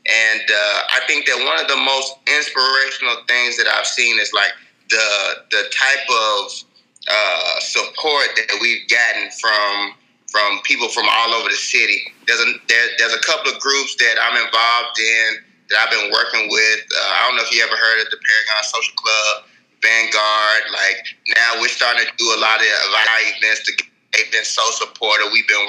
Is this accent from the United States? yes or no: no; Nigeria; You know, I'm a Nigerian, but I'm also an African-American.